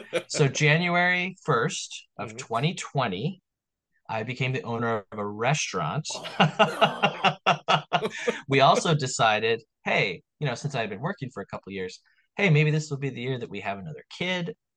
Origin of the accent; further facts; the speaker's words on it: Long Island, New York, United States; I was born on Long Island in New York